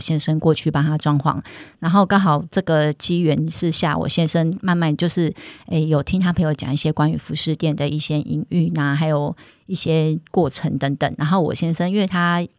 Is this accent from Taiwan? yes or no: yes; Keelung, Taiwan; 我们本身是基隆人